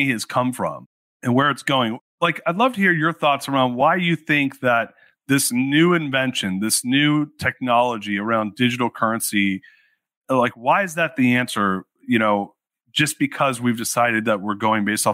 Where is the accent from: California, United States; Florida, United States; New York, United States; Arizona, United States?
California, United States; Orange County; I grew up in Orange County, so I'm a fellow Southern Californian